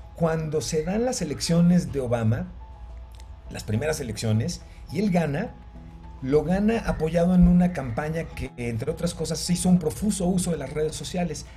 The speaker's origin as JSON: {"language": "Spanish", "country": "Mexico", "said": "como mexicanos estamos, estábamos acostumbrados"}